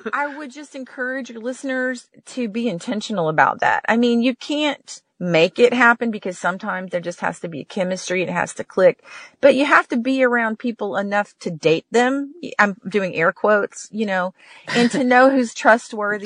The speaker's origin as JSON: {"language": "English", "region": "Texas", "country": "United States", "tie": "born or raised there", "said": "I grew up in Texas"}